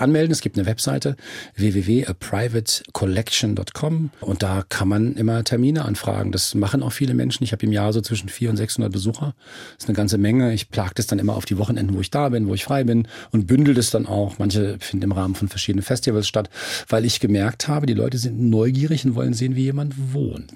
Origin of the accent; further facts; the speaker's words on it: Frankfurt am Main, Hesse, Germany; ich bin Frankfurter von ganzem Herzen